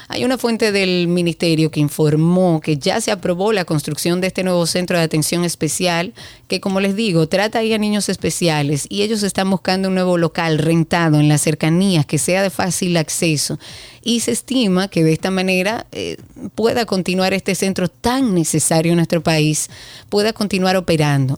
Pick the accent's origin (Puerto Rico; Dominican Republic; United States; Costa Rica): Dominican Republic; nosotros como dominicanos